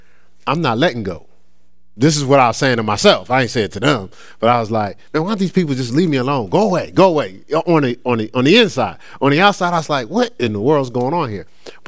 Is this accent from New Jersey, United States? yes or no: yes; Newark, New Jersey, United States; I grew up in Newark, so it was a lot of Nation of Islam.